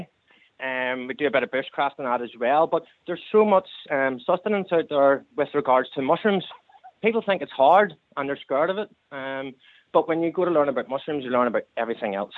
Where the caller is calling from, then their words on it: County Down, Northern Ireland, United Kingdom; I'm calling from County Down here